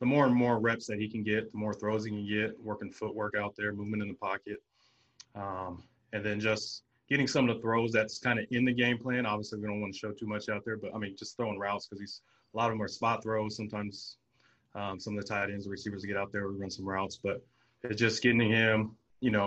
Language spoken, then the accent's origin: English; San Diego, California, United States; me growing up in San Diego